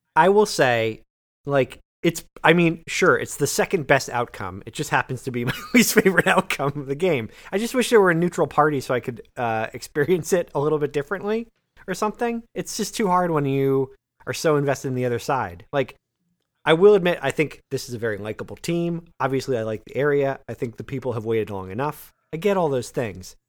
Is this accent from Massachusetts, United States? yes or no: yes; Massachusetts, United States; I grew up in Massachusetts